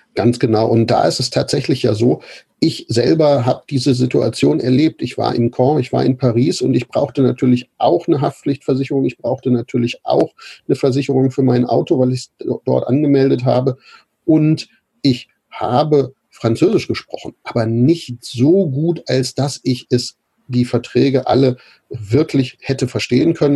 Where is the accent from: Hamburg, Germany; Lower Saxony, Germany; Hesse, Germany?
Lower Saxony, Germany; Braunschweig; ich bin äh, aufgewachsen in Braunschweig, Lehndorf